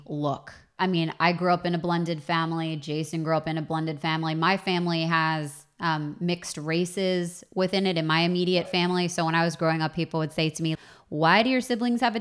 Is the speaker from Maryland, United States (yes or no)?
yes; outside of Baltimore, Maryland, United States; now in Los Angeles, United States; I grew up outside of Baltimore